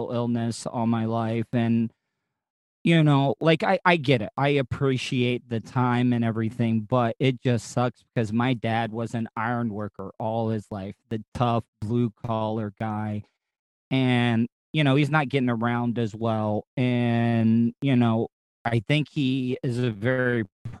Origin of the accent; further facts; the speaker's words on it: the South, United States; I've born and raised in the South